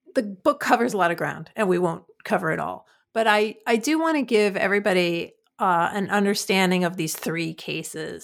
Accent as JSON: {"language": "English", "town": "New York City", "region": "New York", "country": "United States", "said": "I'm from Queens"}